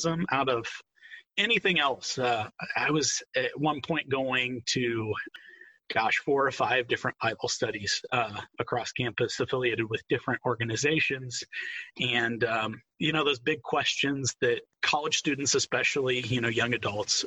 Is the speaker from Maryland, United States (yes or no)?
no; Fishers, Indiana, United States; I grew up in Fishers, Indiana, right next door to you guys, about 131st in Allisonville